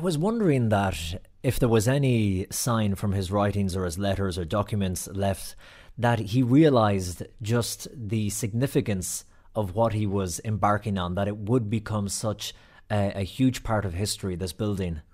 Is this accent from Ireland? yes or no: yes; Ireland; as Irish people